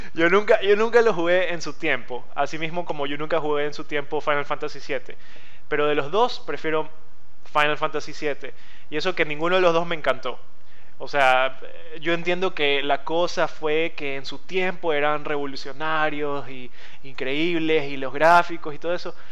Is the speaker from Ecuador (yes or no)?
yes; Guayaquil, Guayas, Ecuador; soy de Ecuador, nací en Ecuador y sigo viviendo en Ecuador, específicamente Guayaquil